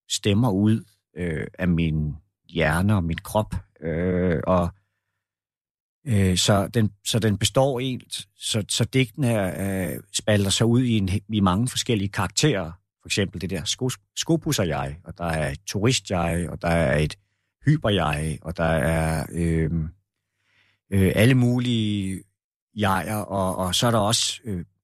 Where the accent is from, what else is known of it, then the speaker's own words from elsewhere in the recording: Roskilde, Zealand, Denmark; born there; Jeg er jeg, jeg husker det jo ikke selv, men man har fortalt mig, at jeg er født i Roskilde.